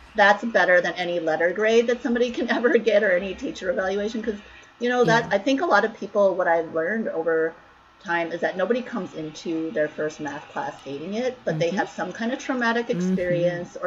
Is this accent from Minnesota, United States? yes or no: yes; Minnesota, United States; moved away as an adult; also born or lived in Long Beach, California; now in San Francisco Bay Area, United States; I moved there from Minnesota, where I grew up